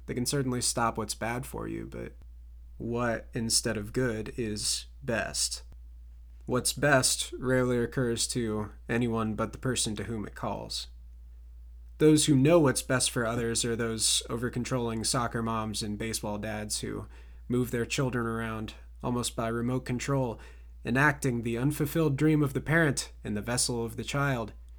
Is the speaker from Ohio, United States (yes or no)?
yes; Ohio, United States; my hometown Ohio pride